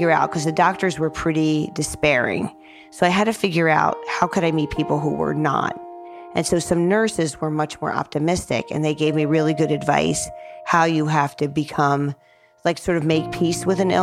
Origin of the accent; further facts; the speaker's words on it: New Jersey, United States; moved away; I'm 22 from New Jersey